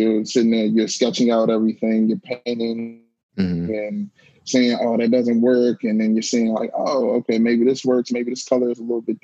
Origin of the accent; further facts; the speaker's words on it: Prince George's County, Maryland, United States; I was born and raised in Prince George's County, Maryland, right outside of Washington, D.C.